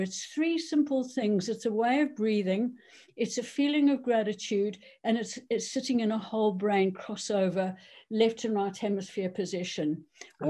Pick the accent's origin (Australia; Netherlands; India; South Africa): South Africa; moved away as an adult; also born or lived in Cheshire, United Kingdom; now in United Kingdom; I'm South African born. Um, I grew up there, went to university, became a doctor